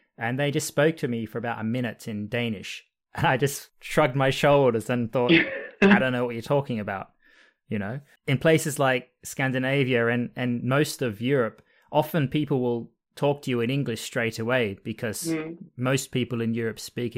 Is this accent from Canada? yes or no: no; Australia; accent: Australian; My accent has evolved a little bit, so it's a bit less Australian now than it once was.